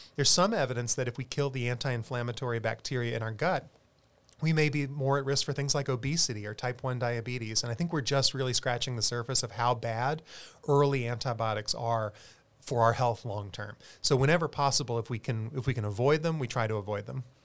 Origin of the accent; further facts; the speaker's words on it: South Carolina, United States; now in San Antonio, United States; I'm a South Carolinian originally